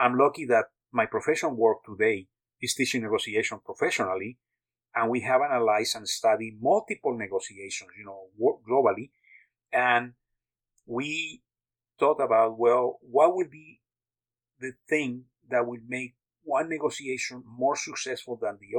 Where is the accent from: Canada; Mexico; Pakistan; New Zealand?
Mexico; also born or lived in United States / France; now in Texas, United States; I was born in Mexico and grew up half of my life in Mexico and the rest in the U.S.